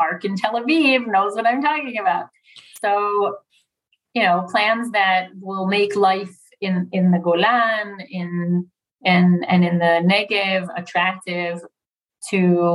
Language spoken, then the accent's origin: English; United States; now in Israel; as an American